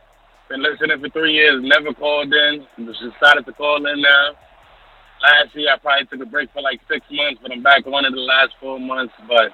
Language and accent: English; Elizabeth, New Jersey, United States; I'm actually not from Brooklyn. I'm from North Jersey.